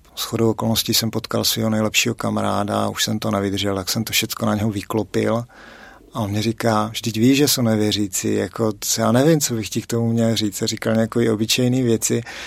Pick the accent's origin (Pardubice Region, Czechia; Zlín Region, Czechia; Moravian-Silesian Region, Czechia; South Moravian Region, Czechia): South Moravian Region, Czechia; now in Litomyšl, Czech Republic; jsem z Litomyšle, původem z Moravy, určitě to na přízvuku poznáte, a, teda speciálně z Jižní Moravy. A teďka žiju v Litomyšli